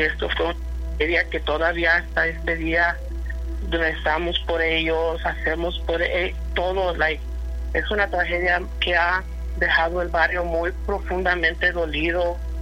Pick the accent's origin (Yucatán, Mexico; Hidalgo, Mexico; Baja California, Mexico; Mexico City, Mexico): Mexico City, Mexico; somos de Iztapalapa